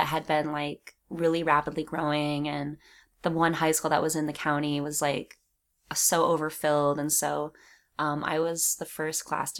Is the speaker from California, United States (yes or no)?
yes; California, United States; I think I'm a California girl.